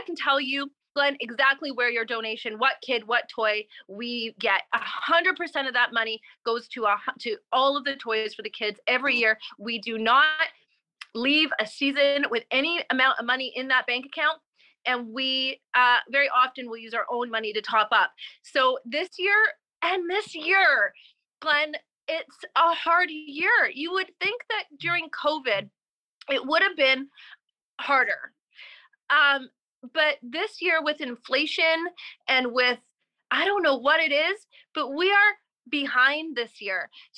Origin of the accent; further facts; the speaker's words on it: Canada; Recovery Kids with a Z, with a Z. We're Canadian, ZZ, recoverykids.com.